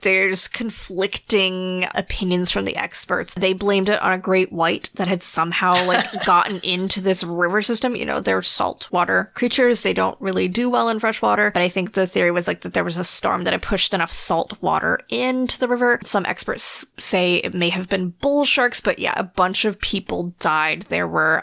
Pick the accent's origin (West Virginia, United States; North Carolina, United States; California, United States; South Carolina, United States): North Carolina, United States; moved away; I am originally from North Carolina.